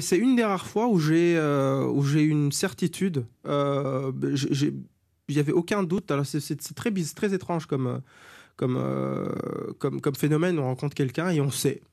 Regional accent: Germany; moved away; sur mon certificat de naissance euh, allemand, puisque je suis né en Allemagne

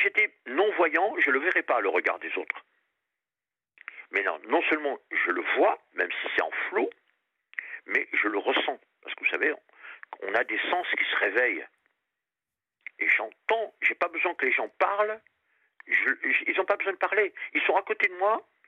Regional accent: Réunion; also born or lived in Périgord; now in Paris region, France; je suis du Périgord et j'ai passé toute mon enfance à La Réunion

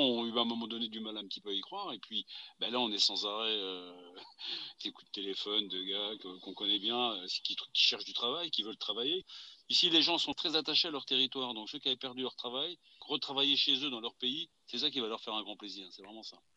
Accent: Ardennes, Grand Est, France; revenir chez nous, c'est le signe qu'on n'a pas baissé les bras les uns les autres et que l'industrie n'est pas morte dans les Ardennes

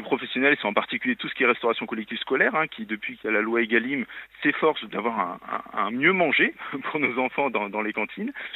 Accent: Lyon, Auvergne-Rhône-Alpes, France; je suis lyonnais

